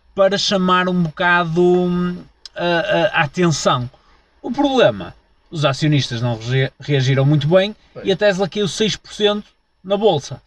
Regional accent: Portugal

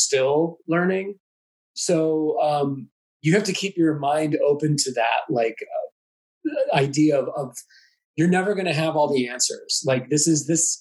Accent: St. Louis, Missouri, United States; now in Kansas City, United States; I grew up in St. Louis

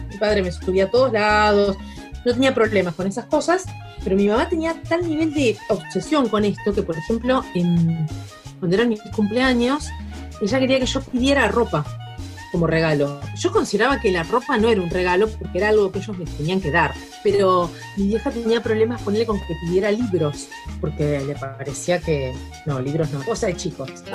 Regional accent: Rosario, Santa Fe, Argentina; moved away as an adult; also born or lived in Buenos Aires; Yo nací en Rosario, viste, en Santa Fe, en el año 72 lo cual significa que mis, años de infancia, una buena parte de esos años, fueron durante la dictadura

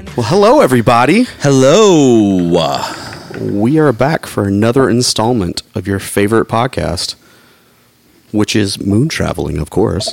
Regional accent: Atlanta, Georgia, United States; my hometown, Atlanta, Georgia

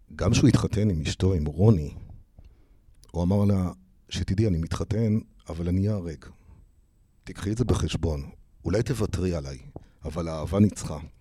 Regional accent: Tel Aviv, Tel Aviv District, Israel; כל היום גדלנו פה ברחובות

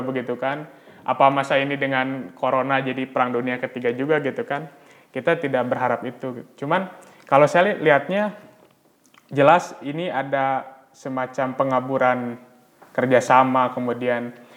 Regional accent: Bandung, West Java, Indonesia; saya memang orang asli Bandung

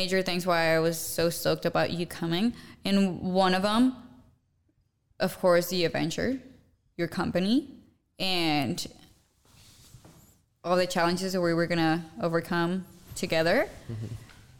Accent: Guadalajara, Jalisco, Mexico; born or raised there; English is a second language; moved away; also born or lived in United States

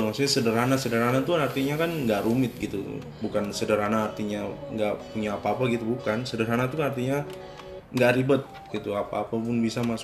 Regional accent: Ambon, Maluku, Indonesia; nggak perlu kayak umpamanya saya dari Ambon terus ke Jakarta saya harus jadi kayak orang Jakarta

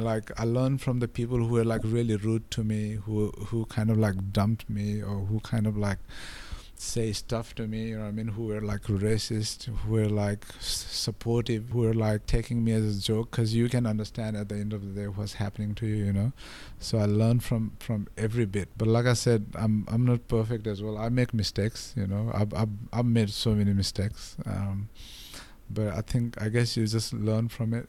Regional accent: Nepal; English is a second language; moved away as an adult; now in Australia; when I came from Nepal

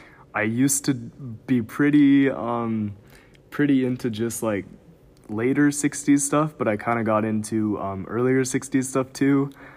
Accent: Santa Clara, California, United States; I am from Santa Clara, California. And I go to school at the College of St. Benedict in St. John's.

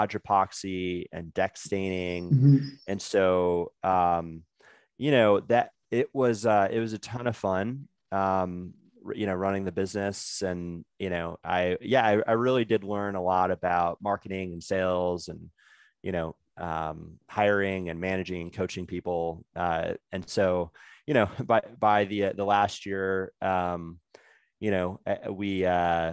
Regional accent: Chicago, Illinois, United States; I grew up in Chicago

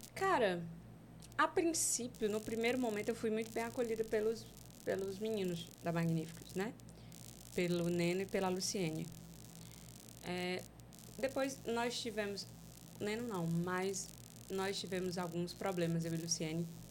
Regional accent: Fortaleza, Ceará, Brazil; Eu, eu sou do Ceará, sou de Fortaleza. E eu mora, morava lá em um bairro que é, é bem periferia mesmo

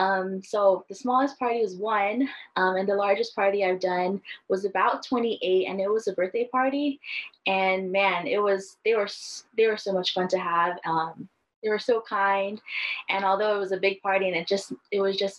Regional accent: Kahuku, Hawaii, United States; also born or lived in Oregon; I'm from the North Shore of Oahu in a little town called Kahuku.

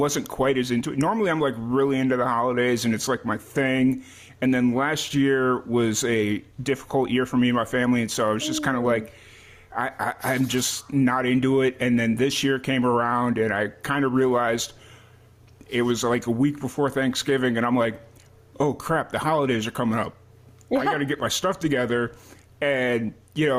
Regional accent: Chicago, Illinois, United States; now in Texas, United States; I grew up in Chicago

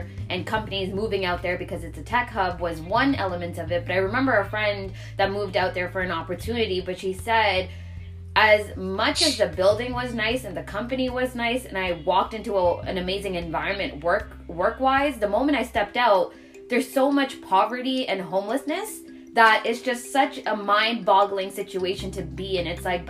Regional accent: Toronto, Ontario, Canada; we're from Toronto

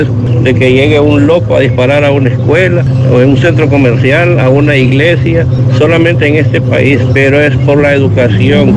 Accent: Honduras; moved away; yo soy hondureño

